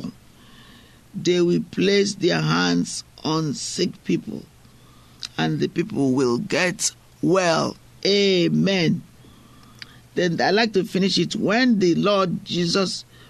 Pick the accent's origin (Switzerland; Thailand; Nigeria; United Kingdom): Nigeria; moved away; I'm from Africa. I'm from Nigeria. What I find is that at home, people intentionally, they walk miles to go to church